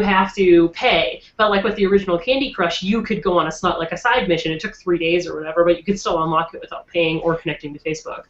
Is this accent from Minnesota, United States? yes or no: yes; Minnesota, United States